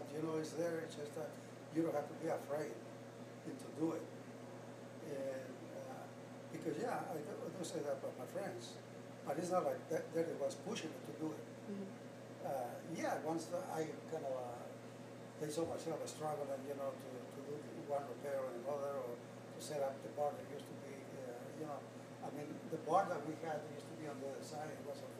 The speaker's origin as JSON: {"language": "English", "town": "Youngstown", "region": "Ohio", "country": "United States", "also_born_or_lived": "Mexico", "said": "We are from the west side, because when we came from Mexico, my family located on the west side of town, of Youngstown, and we were very much familiar with this side of town."}